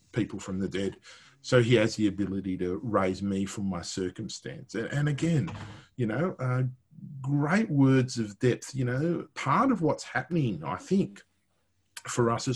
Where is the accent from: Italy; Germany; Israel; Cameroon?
Italy; I'm Italian, I'm not English